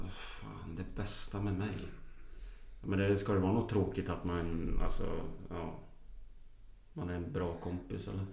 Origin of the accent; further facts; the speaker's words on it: Sweden; vi är från Sverige och pratar svenska